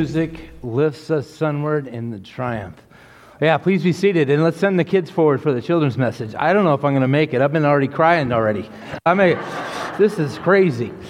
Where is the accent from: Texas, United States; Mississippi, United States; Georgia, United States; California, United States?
Texas, United States; I was born in Texas